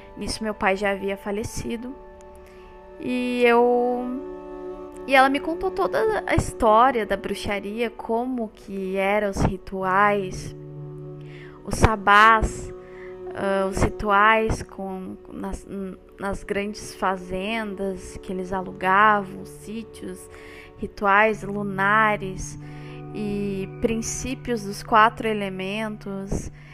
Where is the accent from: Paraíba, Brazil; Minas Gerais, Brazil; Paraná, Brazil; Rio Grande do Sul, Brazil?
Rio Grande do Sul, Brazil; Porto Alegre; Eu sou natural do Rio Grande do Sul, aqui no Brasil, Porto Alegre, capital